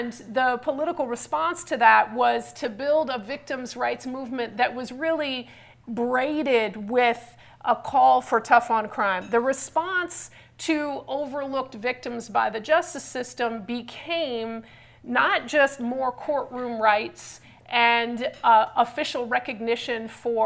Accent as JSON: {"language": "English", "region": "California", "country": "United States", "said": "I'm from California."}